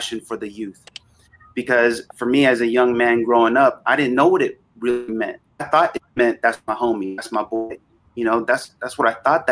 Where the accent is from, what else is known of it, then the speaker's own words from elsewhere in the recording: Vallejo, California, United States; I grew up in Northern California in the Bay Area, in a town called Vallejo, just outside of Oakland